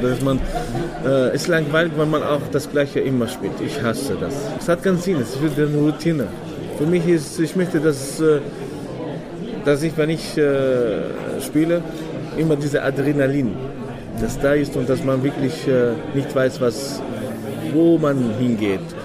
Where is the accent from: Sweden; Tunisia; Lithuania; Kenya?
Tunisia; German is a second language; now in Vienna, Austria